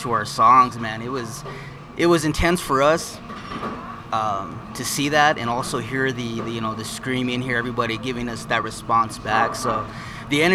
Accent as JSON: {"language": "English", "town": "Fort Wingate", "region": "New Mexico", "country": "United States", "tie": "born or raised there", "lives_now": "Nahodishgish, United States", "said": "we grew up in Fort Wingate, Gallup."}